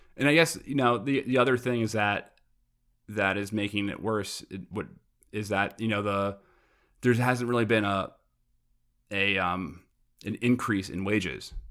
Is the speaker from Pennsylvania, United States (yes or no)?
no; New York City, New York, United States; also born or lived in Brooklyn / Long Island; I'm from Queens originally